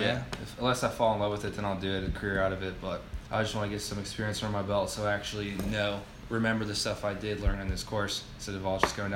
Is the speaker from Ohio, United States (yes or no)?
no; Fauquier County, Virginia, United States; I'm from Virginia.